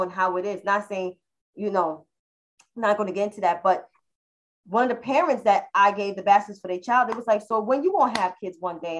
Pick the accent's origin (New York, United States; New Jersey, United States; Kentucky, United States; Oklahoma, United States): New York, United States; New York City; also born or lived in Upper West Side, New York City; I live on the Upper West Side, even though I am from Harlem